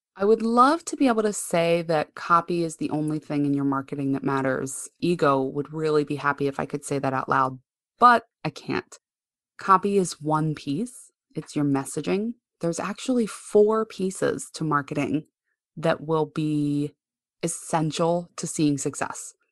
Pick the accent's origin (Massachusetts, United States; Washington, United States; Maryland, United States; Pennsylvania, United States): Maryland, United States; Baltimore; I grew up right here in Baltimore, Maryland. I am not one of those moving people.